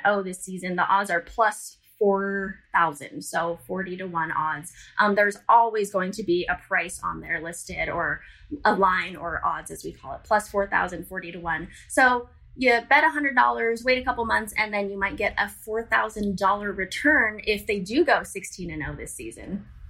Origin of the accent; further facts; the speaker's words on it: Las Vegas, Nevada, United States; born and raised in Las Vegas, Nevada.